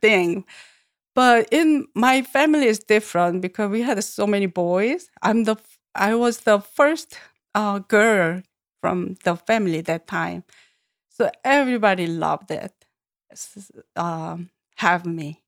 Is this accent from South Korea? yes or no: yes; Seoul, South Korea; English is a second language; moved away; Born in Seoul, born and grown up and lived there all my life in city